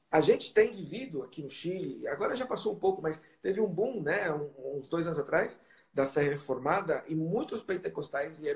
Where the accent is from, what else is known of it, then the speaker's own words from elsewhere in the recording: Brazil; porque às vezes a gente vem do Brasil, a gente traz né, o nosso o nosso modelo da IPB, né?